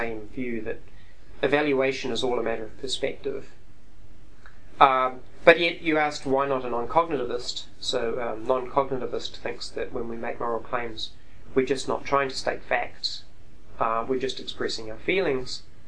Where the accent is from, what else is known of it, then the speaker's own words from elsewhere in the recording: New Zealand; I'm a New Zealander